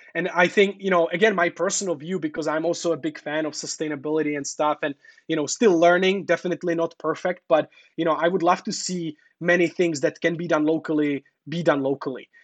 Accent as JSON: {"language": "English", "country": "Czechia", "moved": "yes", "lives_now": "China", "said": "I'm from Czech Republic"}